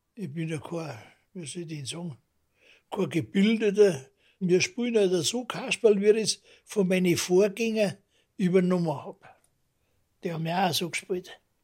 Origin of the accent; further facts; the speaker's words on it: Munich, Bavaria, Germany; das ist mein Großvater gewesen und da bin ich Münchner geworden